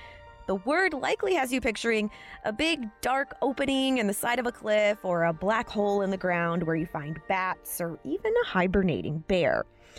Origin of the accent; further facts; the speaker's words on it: Missouri, United States; I'm from Missouri